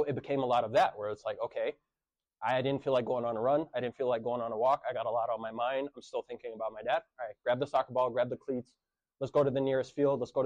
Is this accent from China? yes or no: no; Jerusalem, Palestine; now in United States; I was born in Jerusalem, have Palestinian citizenship